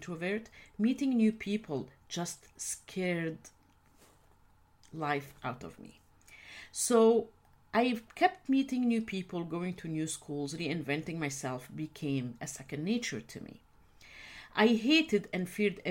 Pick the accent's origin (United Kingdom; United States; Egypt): Egypt; I grew up in a culture when women's rights are not the norm. I'm originally from the Middle East, actually from Egypt